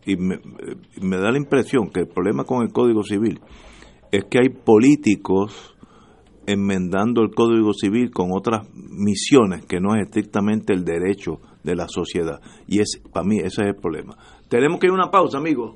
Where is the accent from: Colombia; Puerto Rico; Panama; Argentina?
Puerto Rico; como los puertorriqueños